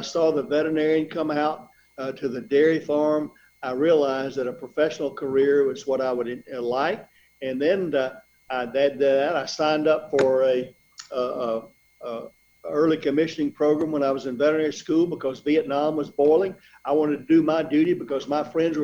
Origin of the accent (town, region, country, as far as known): Middle Georgia, United States; born or raised there; also born or lived in Ohio / North Carolina